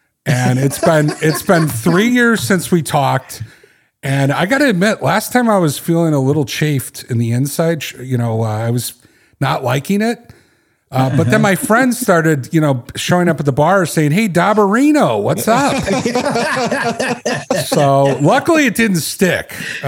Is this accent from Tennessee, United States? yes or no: yes; Knoxville, Tennessee, United States; born there; now in Chicago, United States; I started my life in Tennessee. I was born in Knoxville, which most people associate me with Chicago because I've lived here over 30 years of my life.